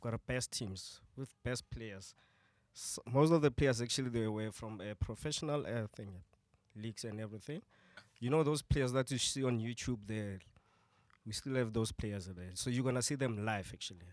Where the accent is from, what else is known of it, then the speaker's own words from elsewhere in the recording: Tembisa, Gauteng, South Africa; I'm from Tembisa